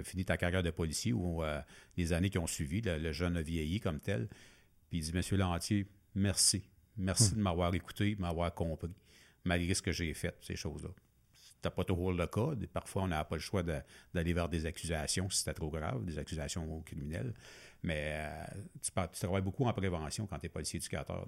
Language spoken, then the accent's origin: French; Masson-Angers, Quebec, Canada; sortir de mon patelin de, hein. maçon